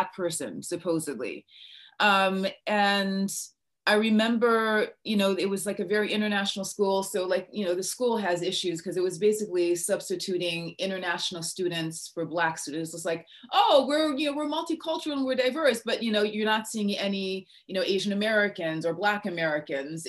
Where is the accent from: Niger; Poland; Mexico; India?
Niger; first language English; moved away as an adult; also born or lived in Minnesota, United States; now in United States; I was born and raised in West Africa and I went to high school in West Africa